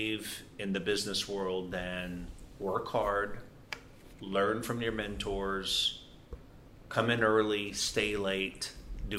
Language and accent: English; Louisiana, United States; I grew up in Louisiana.